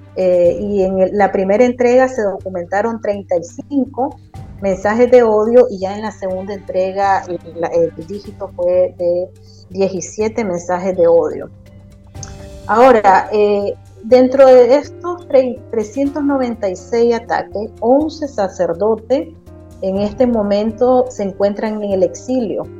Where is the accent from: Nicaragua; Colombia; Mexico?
Nicaragua; nosotros como ciudadanos nicaragüenses